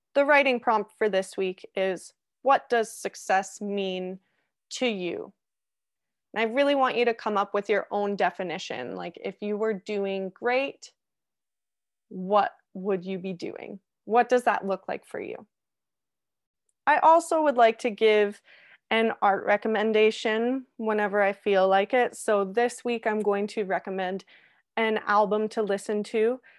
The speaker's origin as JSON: {"language": "English", "country": "Canada", "tie": "born or raised there", "also_born_or_lived": "Australia", "said": "as every Canadian does when they wanna travel"}